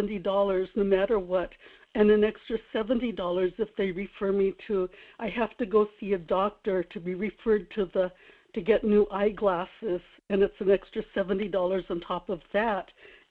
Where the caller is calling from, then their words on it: Kodiak, Alaska, United States; This is … in Kodiak.